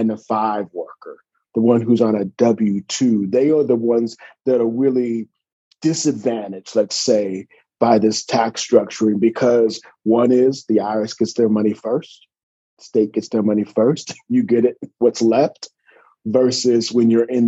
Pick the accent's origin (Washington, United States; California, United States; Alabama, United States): California, United States; also born or lived in Atlanta, Georgia; I'm from California. So born and raised, went out to Morehouse, class of 93